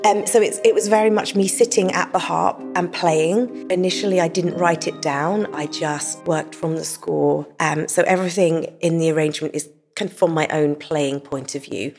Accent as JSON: {"language": "English", "region": "England", "country": "United Kingdom", "said": "I'm from England and I'm a harpist."}